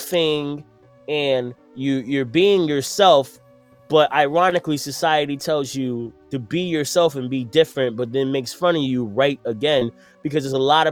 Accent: New York City, New York, United States; If you're from the hood, like I'm from Brooklyn

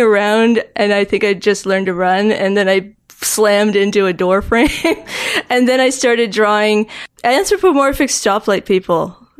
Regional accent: Halifax, Nova Scotia, Canada; born or raised there; moved away; also born or lived in Stratford, Ontario

